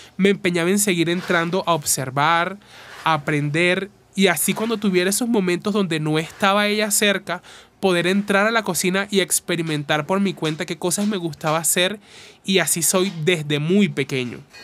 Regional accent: Uribia, La Guajira, Colombia; Me hicieron una entrevista en una radio de donde soy, de Uribia.

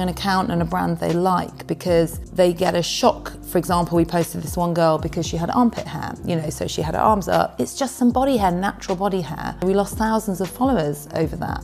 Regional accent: Nottingham, East Midlands, United Kingdom; moved away as an adult; also born or lived in Oxford; now in London, United Kingdom; I grew up in Nottingham, not in London

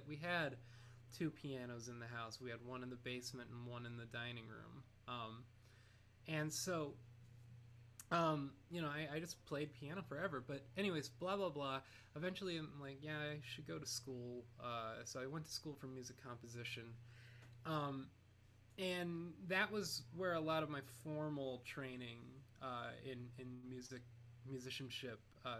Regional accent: North Canton, Ohio, United States; moved away as an adult; now in New York City, United States; I'm from Ohio, a town called North Canton, Ohio.

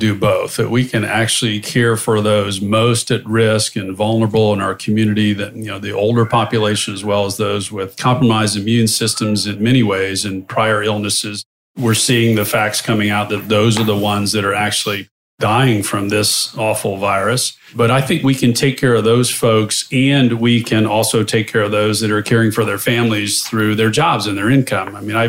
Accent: Charleston, South Carolina, United States; I was born in Roper Hospital, downtown Charleston. So mom still lives in my childhood home in West Ashley in Huntington Woods.

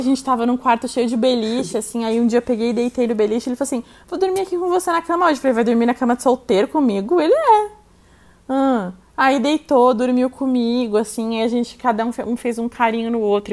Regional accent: São Paulo, Brazil; also born or lived in Itu; Eu nasci aqui em São Paulo e quando eu tinha 12 anos eu fui morar em Itu com os meus pais

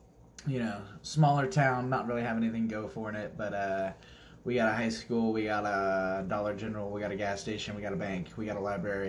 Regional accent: Akron, Ohio, United States; I was born officially in Akron, Ohio. Famously known for the hometown of the one, the king, LeBron James. Yeah. Not too far from Cleveland, actually.

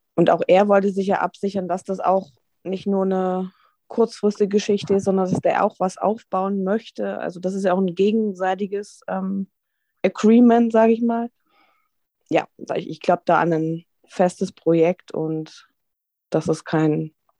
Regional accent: Dresden, Saxony, Germany; now in Hamburg, Germany; Ich bin gebürtig aus Dresden

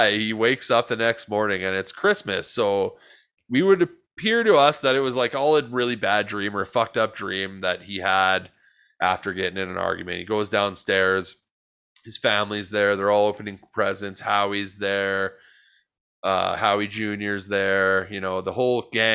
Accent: Canada; As Canadian boys

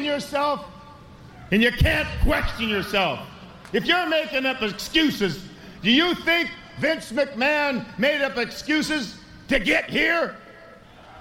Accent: Princeton, Minnesota, United States; I came from Princeton, Minnesota. It's a little town in north of Minneapolis. We had an outhouse.

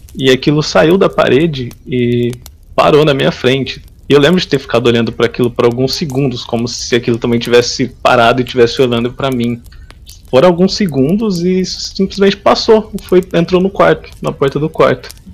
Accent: São Joaquim da Barra, São Paulo, Brazil; Sou do interior de São Paulo, sou de uma cidadezinha chamada São Joaquim da Barra

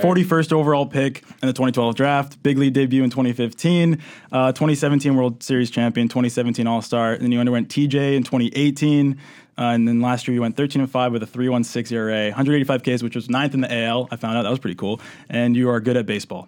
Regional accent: New Hampshire, United States; I'm from New Hampshire.

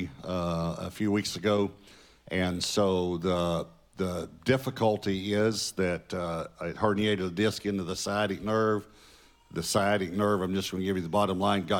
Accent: Marshall, Texas, United States; I was born in Marshall, Texas. And our first home was the house behind the Kentucky Fried Chicken

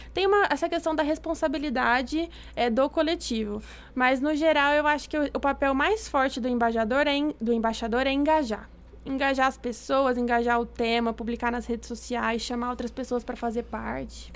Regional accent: Ribeirão Preto, São Paulo, Brazil; eu sou aqui de Ribeirão

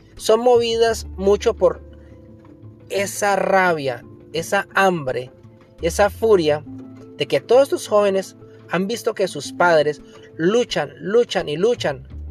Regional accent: Colombia; En mi país, Colombia

